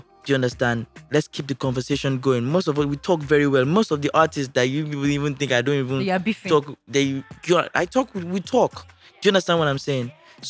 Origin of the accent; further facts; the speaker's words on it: Ojodu, Lagos, Nigeria; also born or lived in Festac; No, I started living my life from Festac, then I moved to Ojodu.